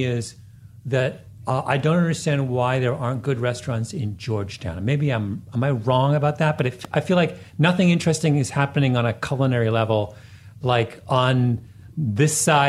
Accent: Jamaica; No, not that far. I'm a Jamaican.

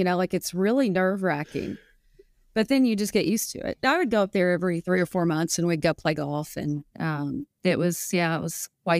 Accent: the South, United States; Oh, pine trees. Mm. I'm from the South, pine trees stand pine.

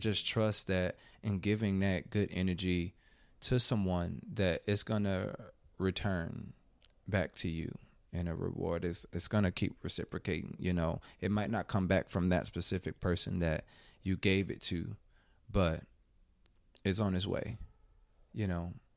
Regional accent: Chicago, Illinois, United States; now in Atlanta, United States; I'm originally from Chicago

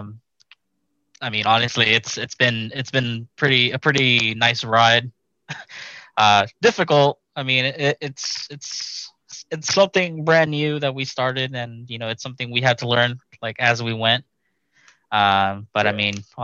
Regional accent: Houston, Texas, United States; also born or lived in Washington, D.C.; I was born in Washington, D.C., like at a very young age, but then brought over to Houston at a really, really young age. So I was raised here in Houston

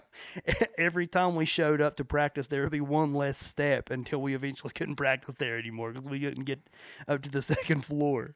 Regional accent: Chapmanville, West Virginia, United States; we were raised in Logan County, West Virginia, particularly Chapmanville.

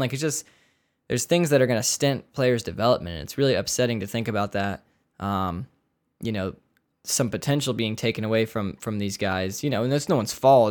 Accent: United States; we're American

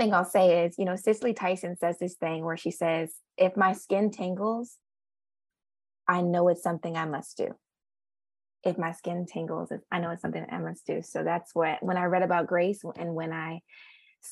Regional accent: Richmond, Virginia, United States; moved away as an adult; also born or lived in Philadelphia, Pennsylvania / New York; I am from Richmond, Virginia

